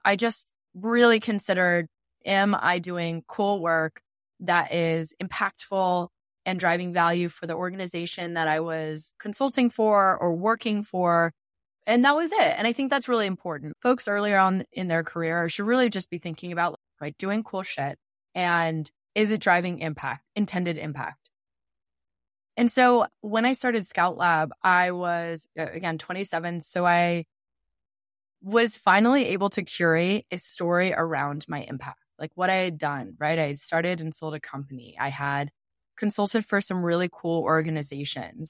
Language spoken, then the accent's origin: English; outside of Portland, Oregon, United States; my small town I grew up in outside of Portland, Oregon